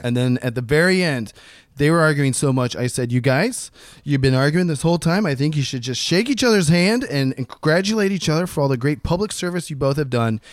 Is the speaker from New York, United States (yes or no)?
no; Columbus, Ohio, United States; Columbus, Ohio, my hometown